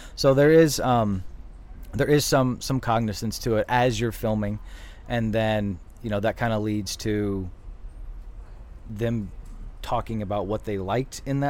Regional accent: Kentucky, United States; accent: Southern; moved away; So I'm from Kentucky, uh-huh. and when I moved out here, I had an accent, a pretty thick Southern accent.

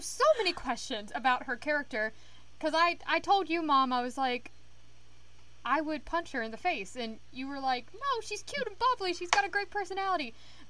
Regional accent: New York, United States; as a New Yorker

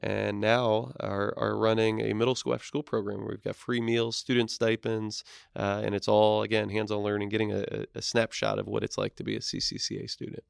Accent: East Coast, United States; moved away; I'm from the East Coast originally

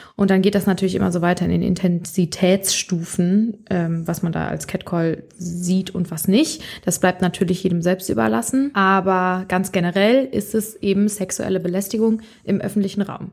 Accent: Bonn, North Rhine-Westphalia, Germany; also born or lived in Mainz; ich bin ursprünglich, komme ich aus Bonn. Ich bin mein, also ich bin hier aufgewachsen, bin hier zur Schule gegangen

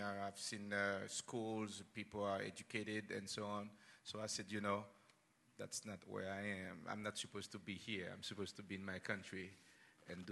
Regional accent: Haiti; moved away as an adult; now in United States; So I was born in Haiti.

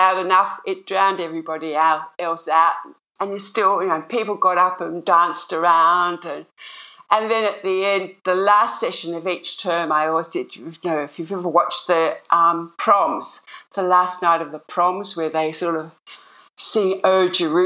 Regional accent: Sydney, New South Wales, Australia; moved away; I grew up in Sydney. I grew up in North Sydney, and then lived most of my all my life close into the city.

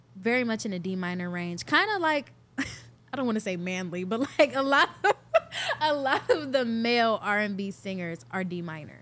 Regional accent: Cleveland, Ohio, United States; also born or lived in Richmond Heights, Ohio / Atlanta; I'm born and raised in Cleveland, Ohio, Northeast

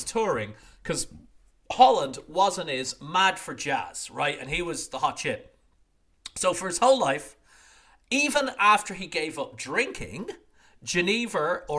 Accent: Ireland; also born or lived in Netherlands; now in Portugal; as an Irishman

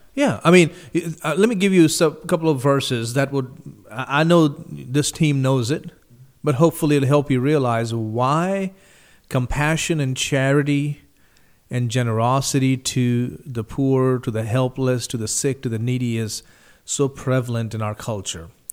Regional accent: India; moved away; the country I grew up in, India

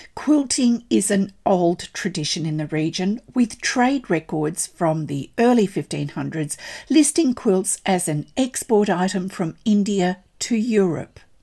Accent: Australia; I'm an Australian textile artist

